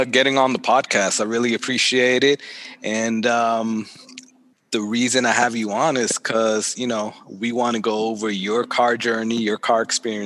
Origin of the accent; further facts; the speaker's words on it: Boston, Massachusetts, United States; We're both from Boston